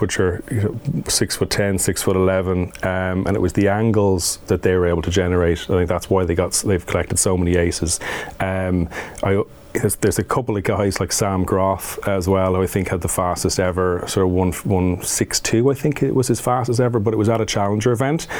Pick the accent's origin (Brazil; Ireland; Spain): Ireland; growing up in Ireland, we would have grown up on an AstroTurf court